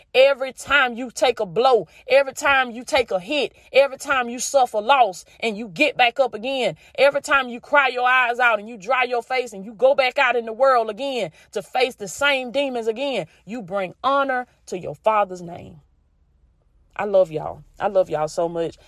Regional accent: the South, United States; accent: country; I grew up in the South. I'm still in the South. And this is just the dialect

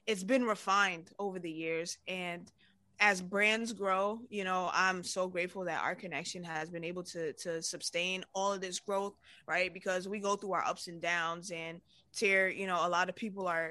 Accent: New York City, New York, United States; growing up in New York

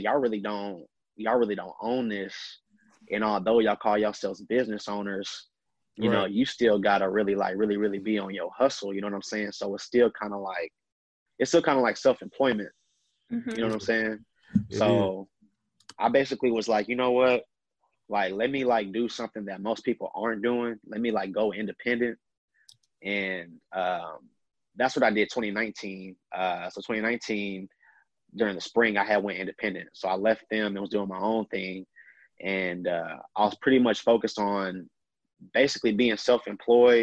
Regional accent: Austin, Texas, United States; born and raised in Austin, Texas

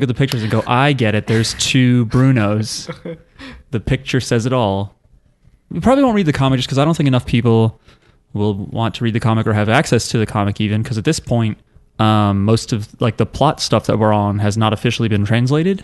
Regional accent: United States; I'm an American.

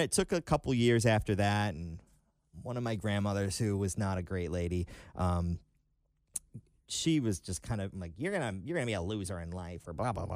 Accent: Detroit, Michigan, United States; moved away as an adult; I grew up just outside of Detroit on Lake, uh, Saint Clair

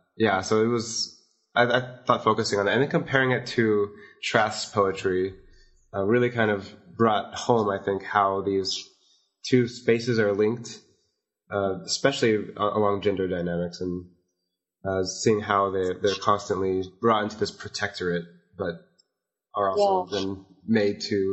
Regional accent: Las Vegas, Nevada, United States; It makes it really special compared to like where I grew up in Las Vegas

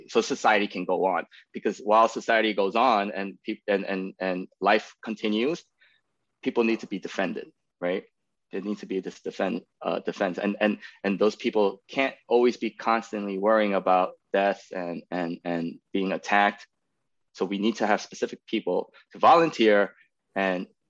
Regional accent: New York City, New York, United States; moved away as an adult; now in Austin, United States; I'm born and raised in New York City, in Queens

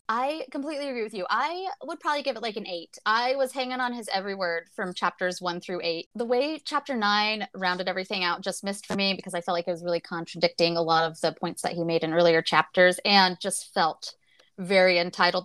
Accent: United States; I'm from America, from the United States

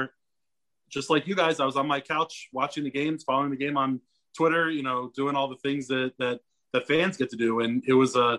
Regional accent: DC area, Maryland, United States; I grew up in the DC area. I grew up in Maryland

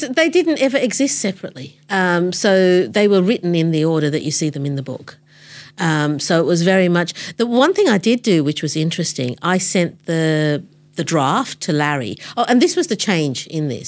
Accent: Australia; I'm brown. And I grew up in Australia

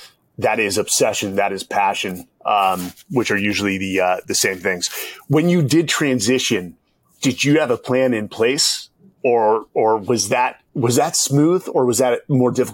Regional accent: Palo Alto, California, United States; I grew up in Palo Alto, California

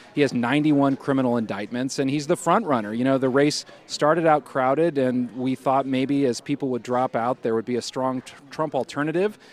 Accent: Midwest, United States; I grew up in the Midwest where it gets pretty cold

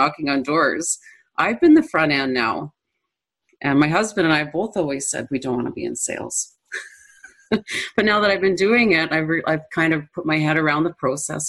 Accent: Manitoba, Canada; I'm from Central Canada.

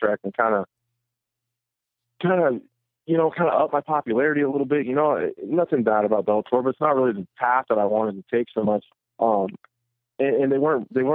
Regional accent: Nebraska, United States; my hometown

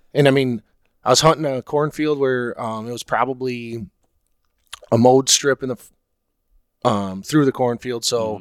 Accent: Oceana County, West Michigan, United States; growing up in Oceana County or you know West Michigan

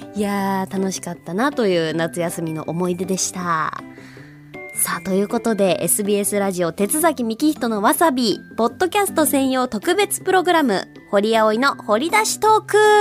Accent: Hokuriku, Japan; moved away; also born or lived in Tokyo; 北陸出身

